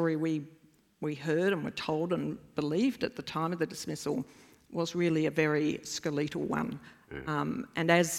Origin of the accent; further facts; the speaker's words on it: Australia; as an Australian